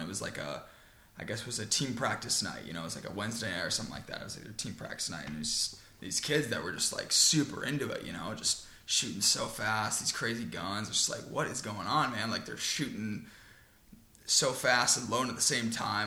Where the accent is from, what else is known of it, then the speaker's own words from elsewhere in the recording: Long Island, New York, United States; now in Houston, United States; I started off in New York, Long Island